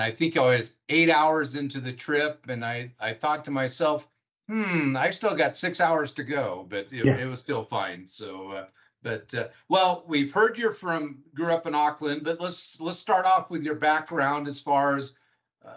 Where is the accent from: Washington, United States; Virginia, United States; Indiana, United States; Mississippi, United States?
Washington, United States; where I grew up in Washington State